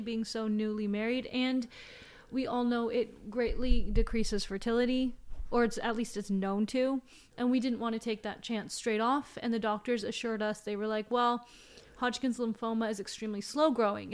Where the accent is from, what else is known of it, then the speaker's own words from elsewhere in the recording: China; moved away; I was raised in China.